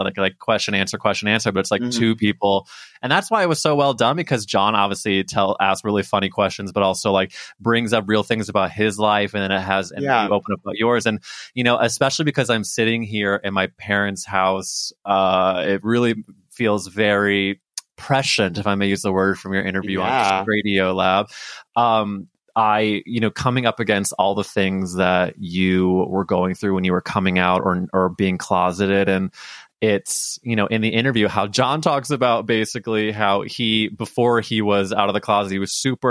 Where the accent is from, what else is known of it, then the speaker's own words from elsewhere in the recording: Missouri, United States; I grew up in Missouri